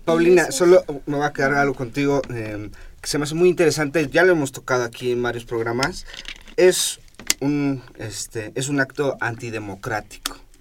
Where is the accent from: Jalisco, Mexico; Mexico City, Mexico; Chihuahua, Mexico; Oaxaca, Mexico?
Mexico City, Mexico; yo soy un chilango de 33 años en la ciudad